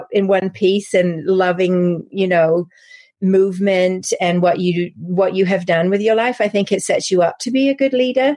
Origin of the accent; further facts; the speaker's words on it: England, United Kingdom; accent: English; moved away as an adult; also born or lived in Paris; now in United States; As you can probably tell from my accent, I'm English. So my career started in England and in Paris